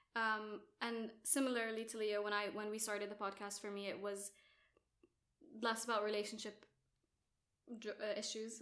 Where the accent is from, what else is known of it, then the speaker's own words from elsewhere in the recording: Jordan; moved away as an adult; also born or lived in Abu Dhabi, United Arab Emirates; now in United Kingdom; I'm Jordanian. Well, grew up in Jordan, also grew up in Abu Dhabi